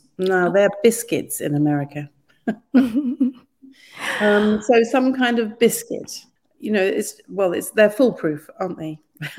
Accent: Kenya; because I was born and brought up in Kenya.

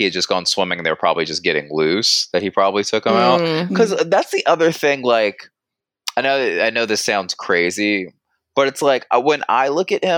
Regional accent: Georgia, United States; we were raised in Georgia

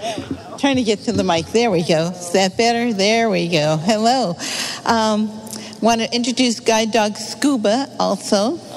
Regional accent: New Hyde Park, New York, United States; also born or lived in Brooklyn, New York; now in Michigan, United States; I am a native New Yorker. I was born in Brooklyn and raised in New Hyde Park, Long Island

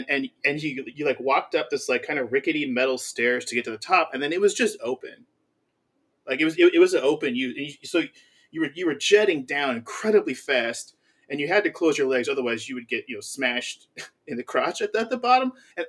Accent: Manteca, California, United States; my hometown had one of the first water parks, and that's, like, what the town was famous for a long time.

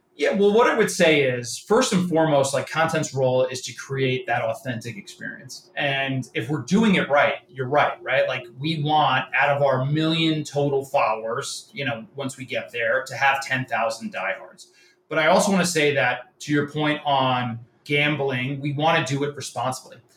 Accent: New York area, United States; I'm from the New York area, Yankee fan

